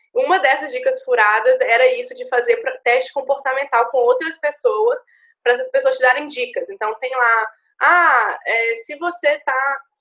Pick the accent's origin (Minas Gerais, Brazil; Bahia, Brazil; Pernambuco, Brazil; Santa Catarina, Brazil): Minas Gerais, Brazil; moved away as an adult; also born or lived in Juiz de Fora; now in São Paulo, Brazil; eu sou de Minas, sou do interior, trabalho, sempre trabalhei aqui no, no escritório de advocacia de Minas, sempre estudei em Minas